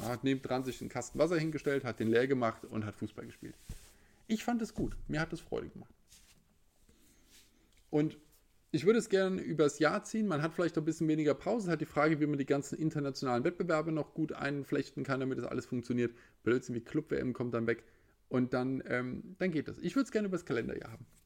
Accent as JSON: {"language": "German", "town": "Frankfurt", "region": "Hesse", "country": "Germany", "said": "Ich als Frankfurter spreche da als quasi äh, Nutznießer der Situation."}